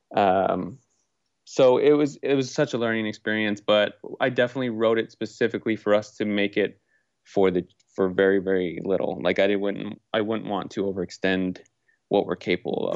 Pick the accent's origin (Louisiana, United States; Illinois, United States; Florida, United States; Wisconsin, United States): Florida, United States; Naples; moved away as an adult; also born or lived in Orlando, Florida / Portland; now in Los Angeles, United States; I grew up in Southwest Florida, uh, Beach Town, Naples, Florida.